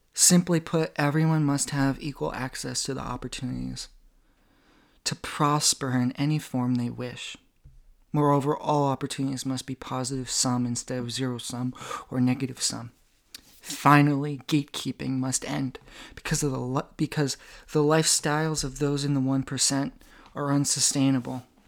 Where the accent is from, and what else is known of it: United States